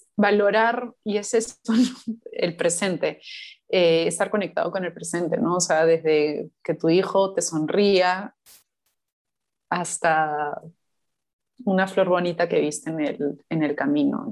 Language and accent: Spanish; Chincha Alta, Ica, Peru; moved away; yo crecí en Chincha, entonces para mí ir a Chincha es ese conectar con, con, mi infancia